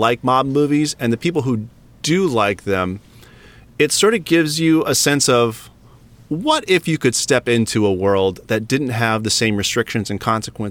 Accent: Ohio, United States; I grew up in Ohio

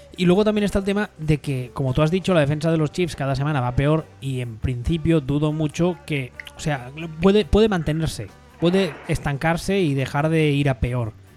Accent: Catalonia, Spain; soy catalán

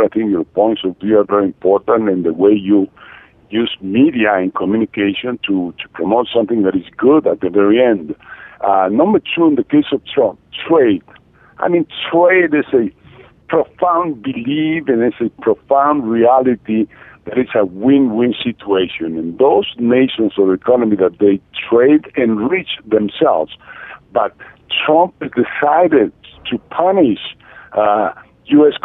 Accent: Mexico; we have bad people here in Mexico

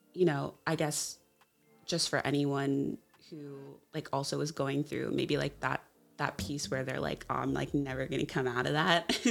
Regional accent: Jacksonville, Florida, United States; moved away as an adult; now in Seattle, United States; I am originally from Jacksonville, Florida, a little bit outside and kind of in the suburbs

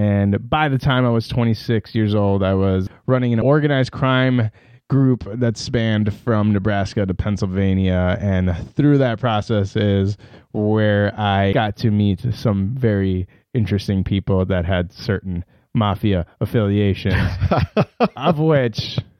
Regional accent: Iran; born there; moved away; So I don't want to get too crazy into it, but so I was born in the Islamic Republic of Iran. No terroristic affiliations to this day.

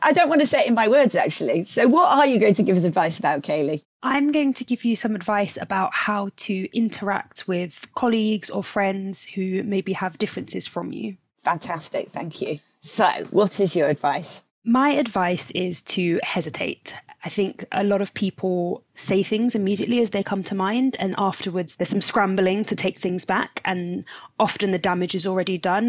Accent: London, United Kingdom; I'm from London

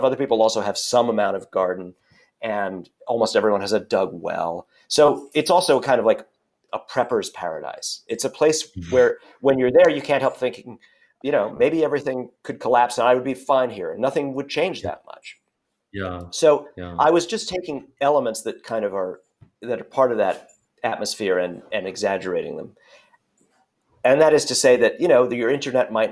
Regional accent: New York City, New York, United States; moved away as an adult; now in Southern California, United States; I grew up in Brooklyn, and I at a glance, I sound and look and act like someone who's probably still there

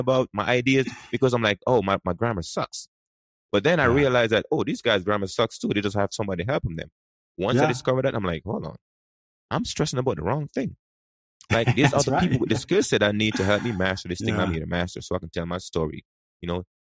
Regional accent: Jamaica; English is a second language; now in United States; I grew up in Jamaica. And, you know, we learn English at school, but we speak something else.

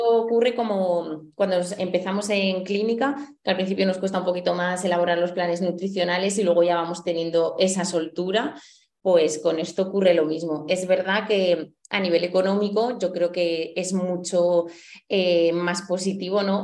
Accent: Huesca, Aragon, Spain; soy de Huesca

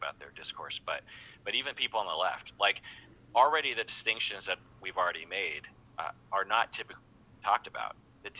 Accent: United States; And so to imply repeatedly from people that I'm not American, it just hurts my feelings.

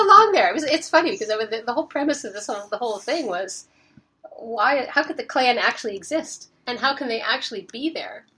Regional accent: Nova Scotia, Canada; I grew up in Nova Scotia

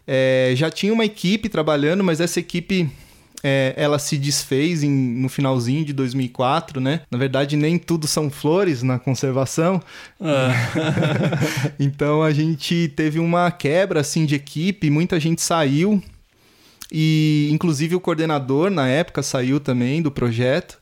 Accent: Atibaia, São Paulo, Brazil; Eu moro aqui em Atibaia desde os 10 anos, nasci em São Paulo

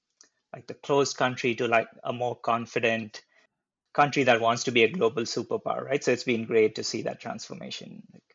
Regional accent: eastern India, India; moved away; also born or lived in Hyderabad, India / Bay Area, United States; I'm originally from Hyderabad, India, but I grew up in a very small town in the eastern part of India.

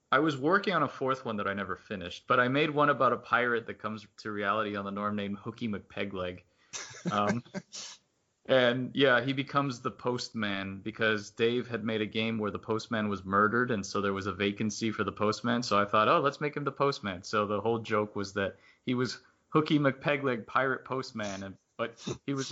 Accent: South Florida, United States; since I grew up in South Florida

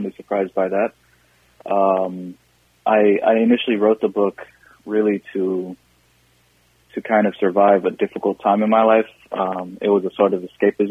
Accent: Seattle, Washington, United States; moved away as an adult; also born or lived in Somalia; now in Minnesota, United States; I grew up in Seattle, and I've lived in Minnesota for 5 or 6 years now

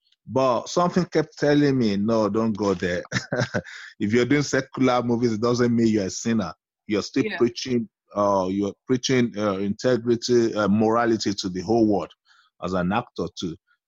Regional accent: Nigeria; I lived in several villages in Nigeria because of the nature of my father's job, like a missionary.

